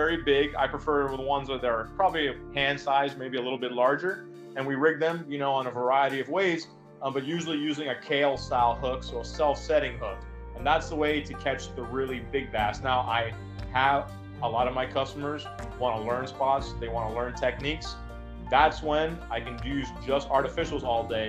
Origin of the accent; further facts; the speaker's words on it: South Florida, United States; I'm from South Florida